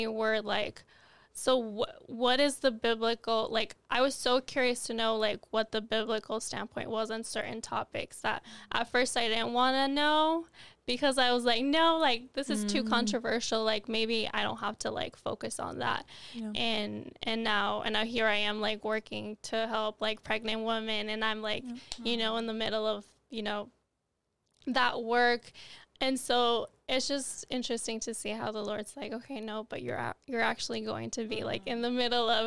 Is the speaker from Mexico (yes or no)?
yes; Nogales, Sonora, Mexico; moved away; I was born in Nogales, Arizona, raised in Nogales, Sonora